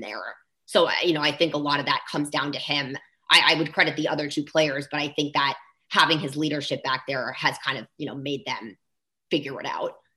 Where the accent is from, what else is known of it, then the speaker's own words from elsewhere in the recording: Bay Area, California, United States; moved away as an adult; now in Philadelphia, United States; I'm originally from the Bay Area